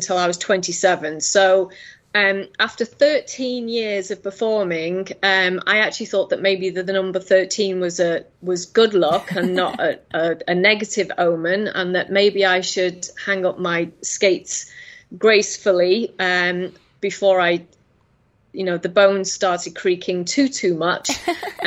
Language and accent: English; England, United Kingdom; now in United Arab Emirates; I'm actually in the UAE. I'm just from the UK originally.